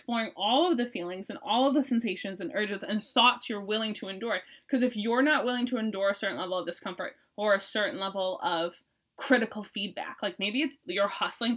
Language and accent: English; Boston, Massachusetts, United States; I'm from Boston